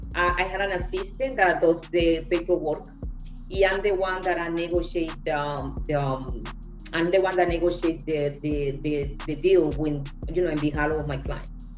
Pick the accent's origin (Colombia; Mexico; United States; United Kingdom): Colombia; moved away; I'm from Colombia.